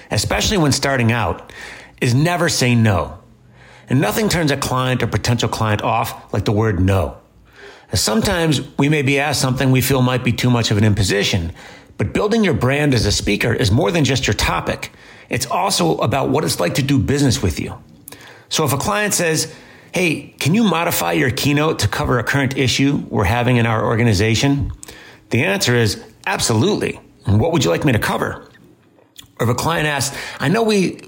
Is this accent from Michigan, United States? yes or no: yes; Detroit, Michigan, United States; I'm from Detroit, Michigan